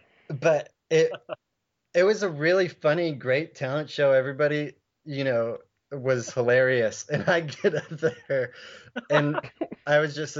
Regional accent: Salt Lake City, Utah, United States; moved away as an adult; even though my parents lived in San Diego, I grew up in Salt Lake.

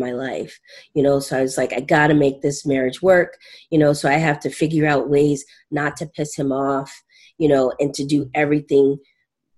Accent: Southern California, United States; moved away; also born or lived in Maine; I'm from Southern California.

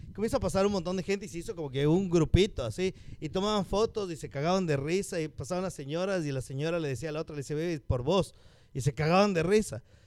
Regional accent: Cumbayá, Pichincha, Ecuador; somos de Cumbaya

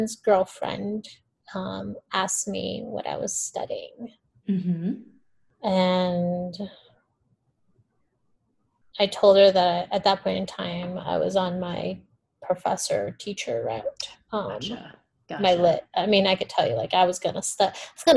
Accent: Brazil; first language Portuguese; English is a second language; now in United States; I'm from Brazil

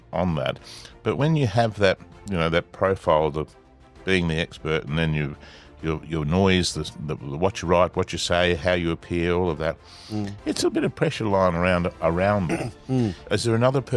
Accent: Adelaide, South Australia, Australia; I grew up in Allamy Gardens

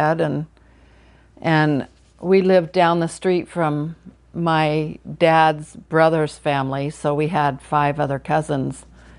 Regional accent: Las Vegas, Nevada, United States; we lived in Las Vegas. I grew up in Las Vegas

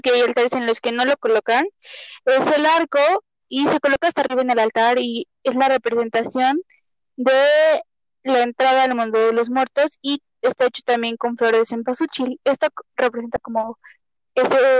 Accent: Mexico; somos mexicanas las dos

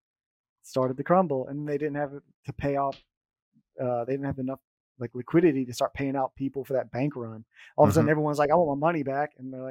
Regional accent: United States; now in Germany; I'm American, but I live in Germany.

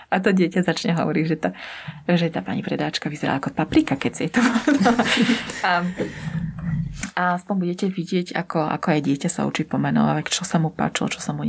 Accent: Bratislava, Bratislava Region, Slovakia; ja teda pochádzam z Bratislavy, ale dva a pol roka som pracovala v takom menšom okresnom meste.

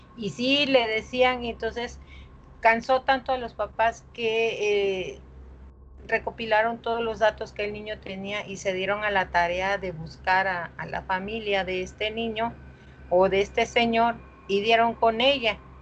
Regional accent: Coatzacoalcos, Veracruz, Mexico; yo soy de Coaxacuaicos

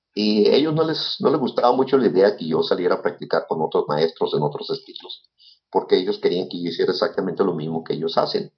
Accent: San Luis Río Colorado, Sonora, Mexico; Yo empecé en las artes marciales en San Luis Colorado, Sonora. Ahí nací. Soy originario de San Luis.

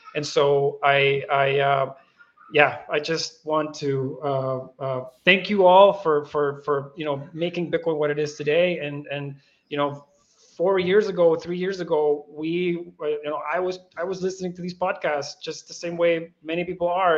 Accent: Venezuela; as Venezuelans

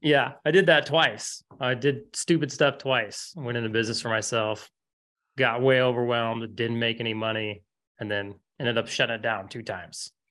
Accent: Fairbanks, Alaska, United States; I grew up in Fairbanks, Alaska

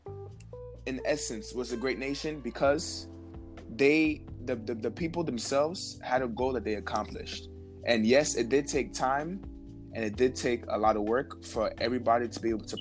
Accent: New York City, New York, United States; From Brooklyn

